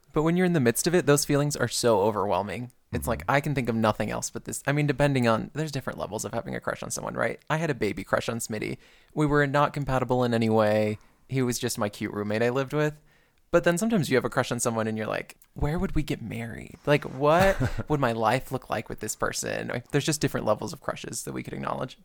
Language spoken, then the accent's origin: English; Perrysburg, Ohio, United States; moved away as an adult; I'm from Ohio, from a very very white town